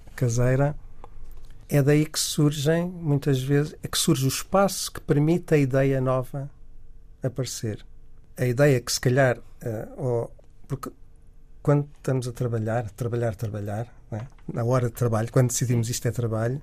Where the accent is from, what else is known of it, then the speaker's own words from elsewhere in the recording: Miratejo, Lisbon, Portugal; also born or lived in Angola; eu nasci em Angola, e, mas depois vivia em Miratejo nessa altura